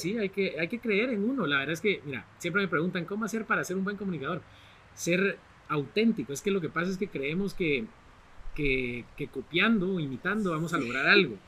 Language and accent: Spanish; Guatemala